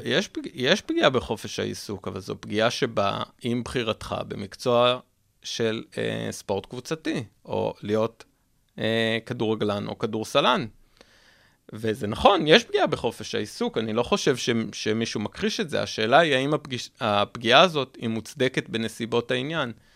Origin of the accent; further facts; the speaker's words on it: Israel; אני מדבר רגע כישראלי